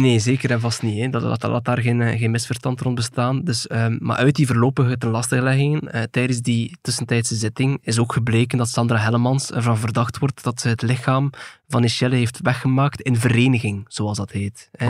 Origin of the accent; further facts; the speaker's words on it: Belgium; in ons land